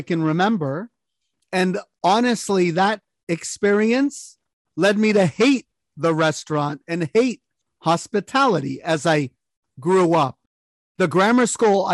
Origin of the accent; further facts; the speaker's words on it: San Francisco, California, United States; I was actually the only person in my family born in the United States, born here in San Francisco